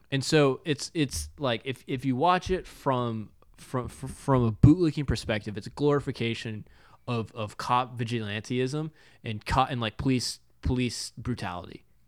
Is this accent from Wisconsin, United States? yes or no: no; Texas, United States; as a Texan